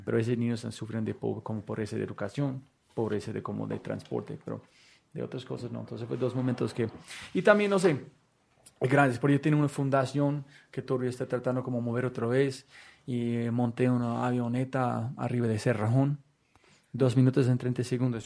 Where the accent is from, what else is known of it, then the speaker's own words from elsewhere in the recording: United States; Spanish is a second language; moved away as an adult; also born or lived in San Francisco; now in Bogotá, Colombia; nunca he viajado fuera de los Estados Unidos en mi vida